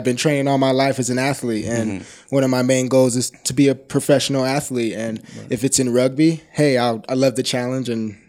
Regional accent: Denver, Colorado, United States; I'm from Denver, Colorado. I'm a native.

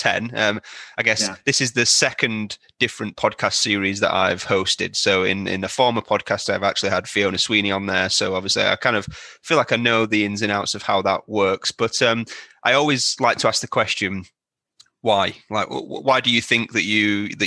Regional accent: Manchester, North West England, United Kingdom; Manchester, which is obviously where I'm from.

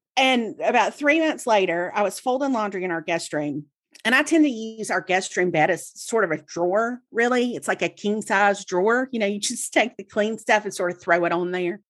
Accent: Mississippi, United States; I grew up in Mississippi, and so I read the Clarion Ledger every day, Jackson's newspaper

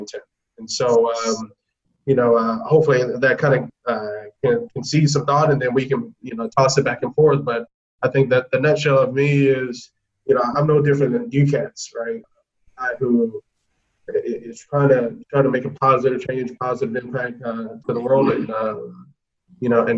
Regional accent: Atlanta, Georgia, United States; I'm from Atlanta originally. What made me somewhat different was, you know, I grew up a ward of the state

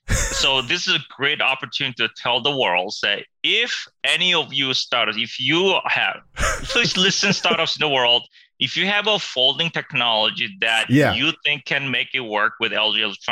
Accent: South Korea; born there; No, I was born in Korea, but I came to the U.S. for a year. I think it was a little bit more than a year, and went to junior high and went back to Korea. I went to college over there.

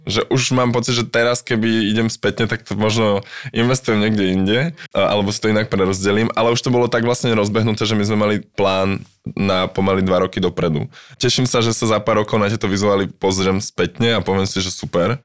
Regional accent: Slovakia; first language Slovak; also born or lived in London, United Kingdom; now in Prague, Czech Republic; môj rodný jazyk

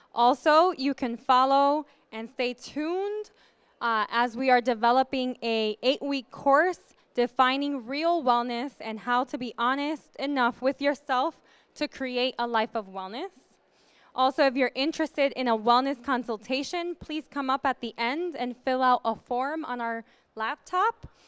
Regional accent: New York, United States; moved away as an adult; also born or lived in the South (US); a New Yorker who moved here two years ago

